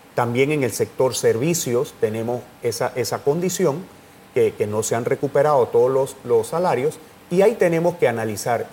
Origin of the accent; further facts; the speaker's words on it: Tolé, Chiriquí, Panama; yo que soy de Tolé, en la provincia de Chiriquí